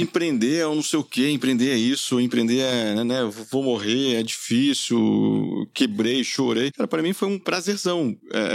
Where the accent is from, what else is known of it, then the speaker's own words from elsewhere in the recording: Minas Gerais, Brazil; eu sou mineiro